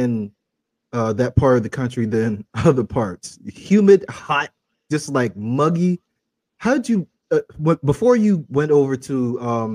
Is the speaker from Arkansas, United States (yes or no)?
no; South Carolina, United States; I'm from South Carolina